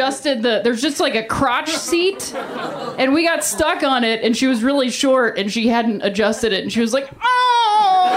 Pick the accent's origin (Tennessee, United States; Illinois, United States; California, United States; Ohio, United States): Ohio, United States; I grew up in Ohio, and we have a place called Cedar Point